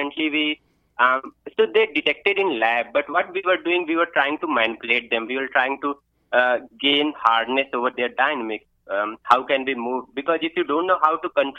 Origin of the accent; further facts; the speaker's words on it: foothills of the Himalayas, northern India, India; moved away as an adult; now in West Virginia, United States; I was born and brought up in northern India, close to Himalayas. Right, my hometown is on the foothill